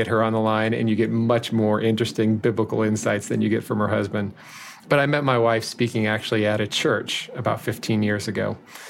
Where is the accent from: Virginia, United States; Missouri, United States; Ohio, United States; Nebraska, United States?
Nebraska, United States; now in Wichita, United States; I grew up in Nebraska